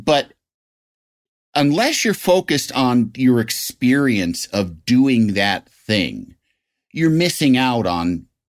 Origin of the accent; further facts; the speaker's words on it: Illinois, United States; My hometown has me and Dennis Hastert.